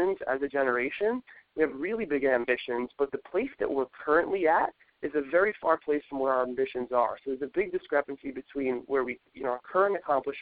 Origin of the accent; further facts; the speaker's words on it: New York City, New York, United States; growing up in New York City